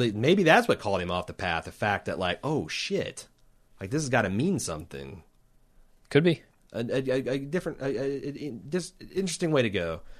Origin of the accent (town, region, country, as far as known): Texas, United States